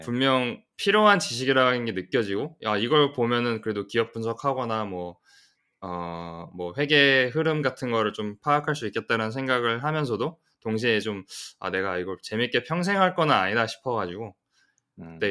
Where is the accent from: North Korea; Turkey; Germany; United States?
United States; also born or lived in South Korea; 저는 이제 그 미국에서 태어나서 쭉 대부분 아. 미국에서 지금 보냈고 좀 한국에서 잠깐 잠깐씩 살긴 했어요.